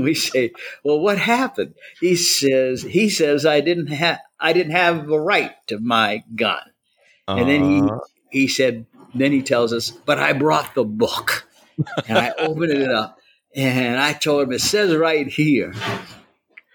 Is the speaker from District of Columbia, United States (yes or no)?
yes; Washington, District of Columbia, United States; moved away as an adult; also born or lived in Mississippi; I was unusual in Mississippi because I came from Washington, D.C.